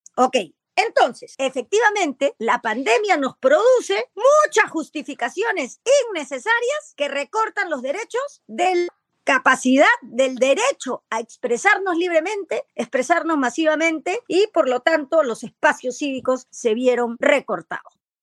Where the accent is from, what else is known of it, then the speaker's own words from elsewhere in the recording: Peru; soy peruana